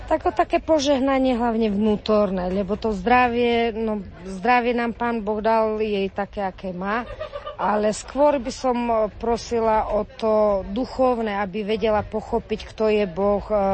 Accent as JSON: {"language": "Slovak", "town": "Trstená", "region": "Žilina Region", "country": "Slovakia", "said": "sme z Trstenej, z Oravy"}